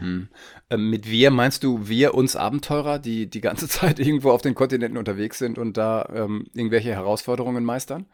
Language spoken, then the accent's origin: German; Northern Germany, Germany; ich bin Norddeutscher, ich merke es noch nicht. Ich wohne an der Ostsee